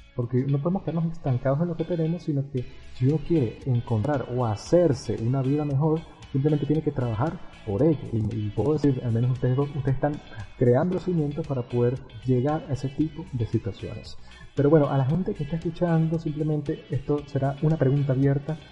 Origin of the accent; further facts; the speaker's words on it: Venezuela; uno siendo venezolano